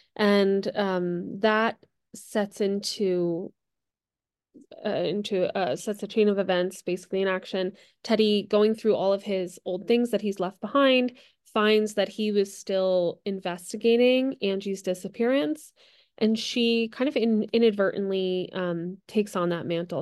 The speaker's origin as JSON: {"language": "English", "region": "New Jersey", "country": "United States", "tie": "born or raised there", "moved": "yes", "lives_now": "Los Angeles, United States", "said": "I grew up in New Jersey"}